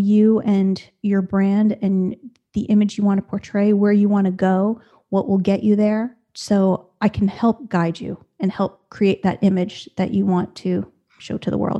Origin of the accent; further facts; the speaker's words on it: within an hour of New York City, Northeast, United States; moved away as an adult; now in Raleigh, North Carolina, United States; originally, I was from the Northeast, never lived more than an hour outside of New York City my whole life till we moved here